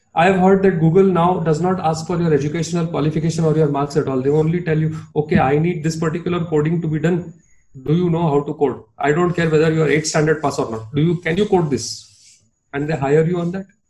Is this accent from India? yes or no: yes; Mumbai, Maharashtra, India; accent: Bombaya Hindi; now I'm from Bombay, you know, and I, yeah, I used to speak that. I still speak that very very Bombaya Hindi